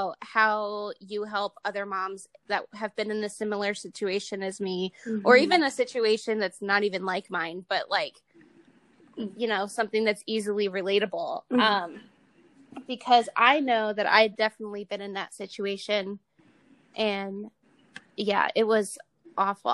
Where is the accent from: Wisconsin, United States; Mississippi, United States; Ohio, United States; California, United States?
Ohio, United States; moved away as an adult; also born or lived in Utah; now in Nevada, United States; I'm from Ohio originally.